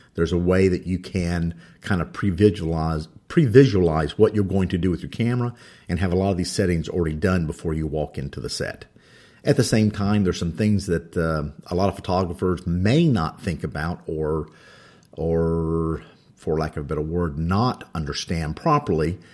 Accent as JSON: {"language": "English", "region": "North Carolina", "country": "United States", "said": "English is my second language. I think I'm doing pretty good of it being from North Carolina."}